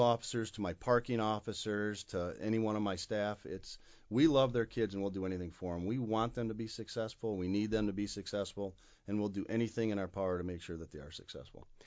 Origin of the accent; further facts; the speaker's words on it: Kalamazoo, Michigan, United States; I was born and raised right here in Kalamazoo, Michigan